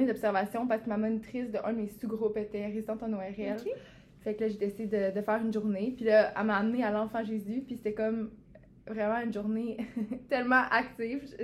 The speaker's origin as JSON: {"language": "French", "town": "Quebec City", "region": "Quebec", "country": "Canada", "said": "je viens de Québec, moi, en fait."}